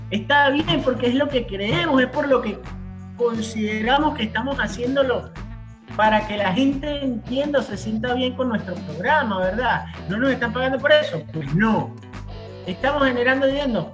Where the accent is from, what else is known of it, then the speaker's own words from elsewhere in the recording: Venezuela; moved away; also born or lived in Puerto Rico; yo soy venezolano